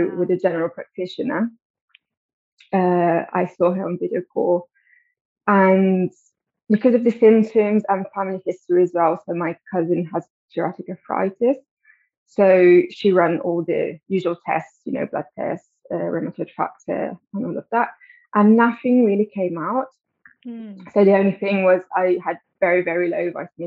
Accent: Italy; moved away as an adult; now in London, United Kingdom; So I grew up in Italy, but I've been living in London for 12 years now

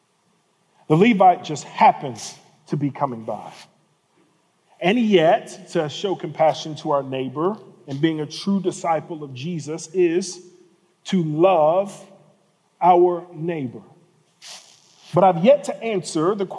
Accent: Birmingham and Atlanta, the South, United States; I was born and raised in cities in Birmingham and Atlanta

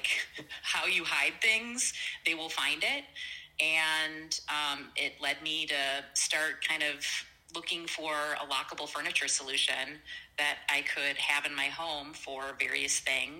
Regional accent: Wisconsin, United States; also born or lived in California; I was born and raised in Wisconsin

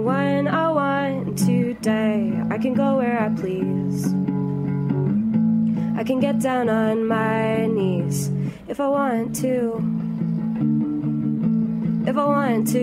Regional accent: Austin, Texas, United States; I'm from Austin, Texas

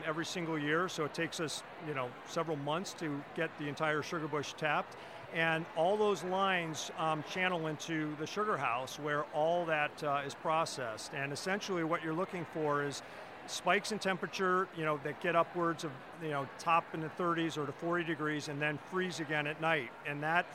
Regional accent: Ohio, United States; now in Vermont, United States; I'm from Ohio

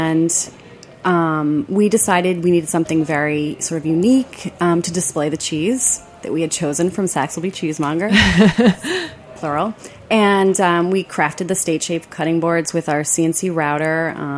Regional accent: Detroit, Michigan, United States; moved away; also born or lived in Ann Arbor, Michigan; I am from Michigan. What part originally? I'm from the Detroit area, so I went to Michigan and I worked and lived in Ann Arbor for many years.

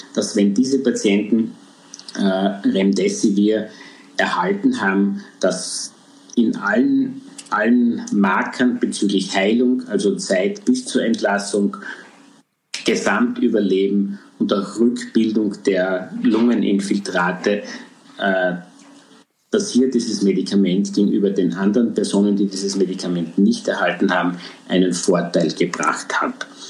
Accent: Austria; bei uns in Österreich

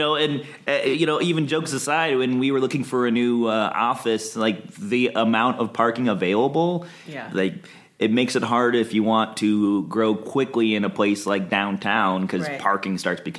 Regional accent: Midwest, United States; So I came out here from the Midwest. I didn't want to work in Detroit Auto and found some amazing companies, local companies here to work at in aerospace.

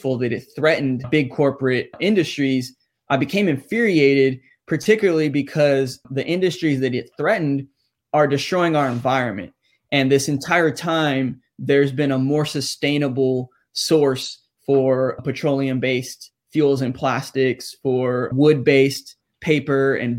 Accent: San Antonio, Texas, United States; I grew up here in Texas in San Antonio, where it's basically a staple in our diet and our culture here

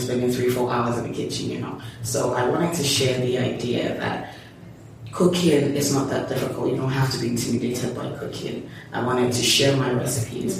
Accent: Lagos, Nigeria; I'm from Lagos, Nigeria. I'm um, the third of three girls. Okay. Um, I grew up in Lagos mostly

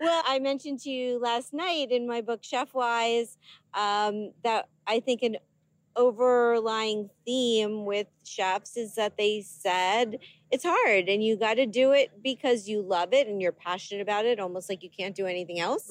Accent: Miami, Florida, United States; now in New York City, United States; Miami, Florida, my hometown

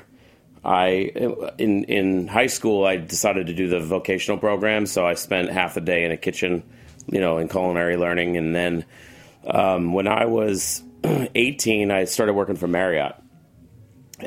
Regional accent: Paramus, New Jersey, United States; also born or lived in Chicago; now in Los Angeles, United States; I'm from Jersey. I grew up in Paramus

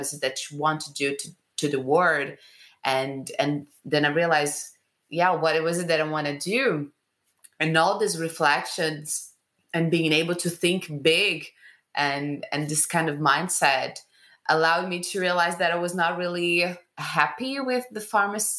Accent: Rio de Janeiro, Brazil; I'm from Rio, Brazil

